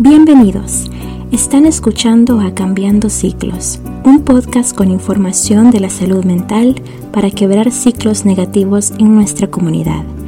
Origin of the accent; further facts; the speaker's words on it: El Salvador; moved away; yo soy del Salvador y aunque no viva allá, dejo mi corazoncito en el pulgarcito